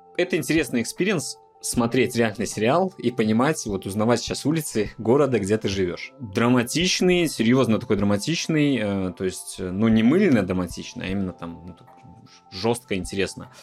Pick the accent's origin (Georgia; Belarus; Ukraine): Belarus; Minsk; now in Poland; белорусы, живущие там в Минске